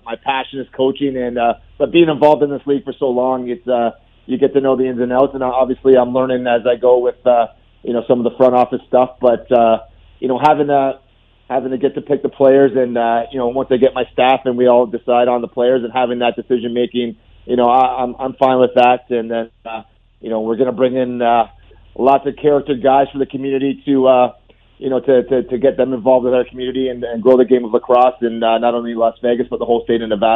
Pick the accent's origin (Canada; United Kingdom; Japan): Canada; we're from Canada